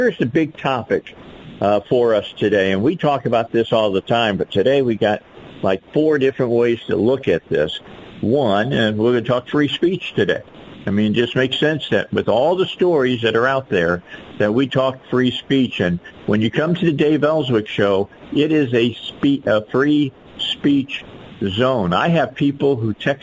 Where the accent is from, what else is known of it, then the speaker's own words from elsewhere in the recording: Midwest, United States; now in Arkansas, United States; I grew up in the Midwest